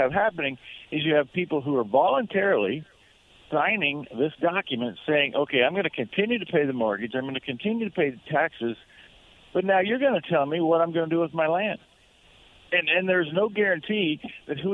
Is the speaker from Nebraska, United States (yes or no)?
yes; Nebraska, United States; my home state of Nebraska